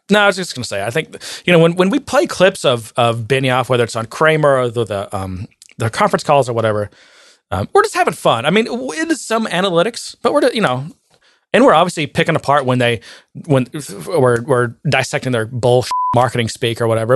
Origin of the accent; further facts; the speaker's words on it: Texas, United States; I'm the hick from Texas